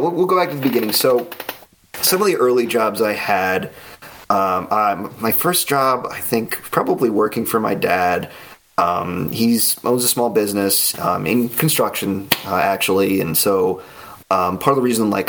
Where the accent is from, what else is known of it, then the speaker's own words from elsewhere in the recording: the New York area, United States; I grew up in the New York area and, you know, within commuting distance to Manhattan